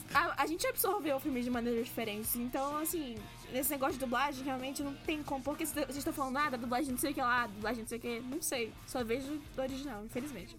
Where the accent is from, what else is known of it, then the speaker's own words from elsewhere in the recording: Brazil; accent: Brazilian; ter um, um sotaque menos brasileirão, assim, pesado